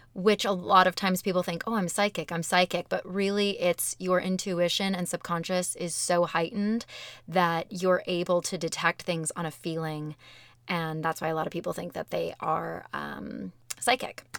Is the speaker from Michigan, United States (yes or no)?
no; Arizona, United States; growing up in Arizona